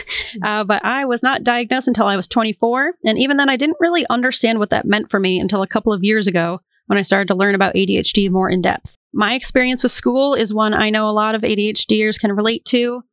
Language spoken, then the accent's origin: English; Portland, Maine, United States; I am from Portland, Maine, and I grew up next to a cemetery